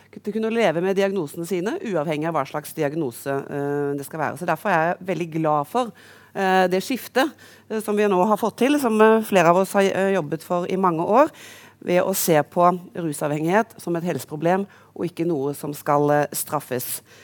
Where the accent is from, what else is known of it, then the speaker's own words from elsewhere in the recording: Karmøy, Rogaland, Norway; now in Oslo, Norway; der hvor jeg egentlig kommer fra, utenfor Haugesund